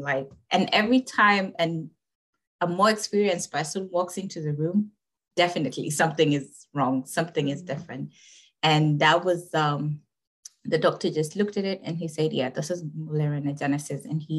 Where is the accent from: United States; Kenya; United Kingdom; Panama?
Kenya; I am from Kenya, East Africa